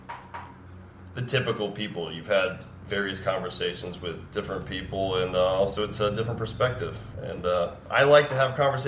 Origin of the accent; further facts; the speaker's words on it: Richmond, Virginia, United States; moved away as an adult; now in Sneads Ferry, United States; I'm born and raised in Richmond, Virginia.